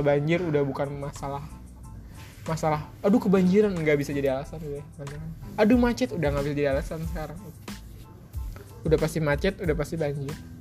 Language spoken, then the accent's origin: Indonesian; Jakarta, Indonesia; gue orang Jakarta